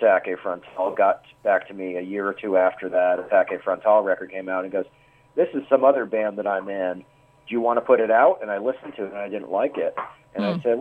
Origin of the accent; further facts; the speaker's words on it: Tampa, Florida, United States; my hometown of Tampa, Florida, or Brandon, more specifically